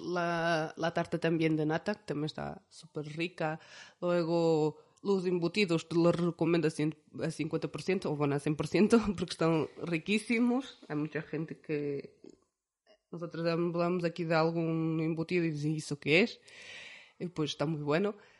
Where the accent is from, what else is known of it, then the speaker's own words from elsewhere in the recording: Centro, Portugal; Spanish is a second language; moved away as an adult; also born or lived in Vitoria, Spain; now in Izarra, Spain; nosotros nacemos en Portugal, eh, somos del centro de Portugal. Eh, tanto yo como mi marido somos de un, yo soy de un pueblo